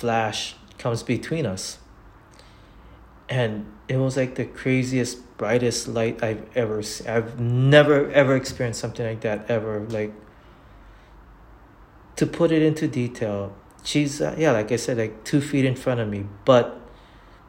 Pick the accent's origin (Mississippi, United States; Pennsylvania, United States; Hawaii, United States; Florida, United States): Hawaii, United States; I'm born and raised in Hawaii